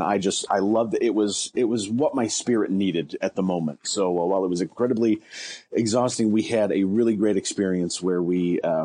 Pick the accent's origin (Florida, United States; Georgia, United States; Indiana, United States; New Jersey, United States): Indiana, United States; Ligonier; now in Wabash, United States; the Ligonier United Methodist Church in what I consider my hometown